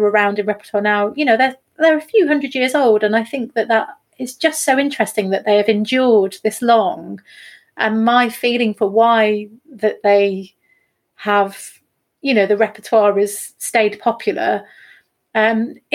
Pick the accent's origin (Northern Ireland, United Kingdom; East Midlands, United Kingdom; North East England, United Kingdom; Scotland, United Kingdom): East Midlands, United Kingdom; a town between Derby and Nottingham; moved away as an adult; also born or lived in Norfolk; now in Cromer, United Kingdom; I'm from Nottingham originally. Was born in sort of 1978 in Derby and grew up in a town just between Derby and Nottingham.